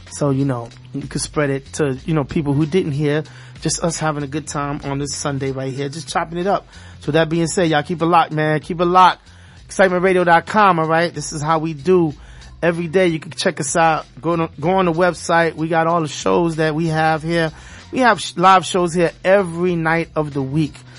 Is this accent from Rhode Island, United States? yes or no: no; New York City, New York, United States; now in South Florida, United States; I'm from Brooklyn, East New York.